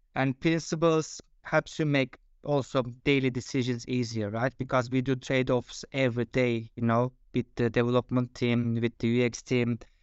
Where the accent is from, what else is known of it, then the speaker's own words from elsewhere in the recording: Turkey; moved away as an adult; now in Denmark; I am originally from Turkey, but I have been living in Denmark for last fifteen years.